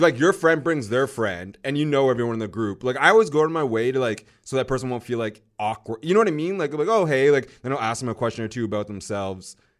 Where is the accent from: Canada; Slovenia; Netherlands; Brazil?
Canada; North Vancouver, British Columbia; It's in North Van, my hometown